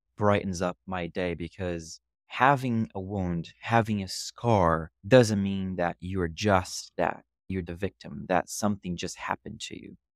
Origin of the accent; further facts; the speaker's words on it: Rio de Janeiro, Brazil; English is a second language; moved away as an adult; also born or lived in Scranton, Pennsylvania / Miami; now in New York City, United States; I grew up in Brazil, more specifically in Rio, and I lived there until I was twenty years old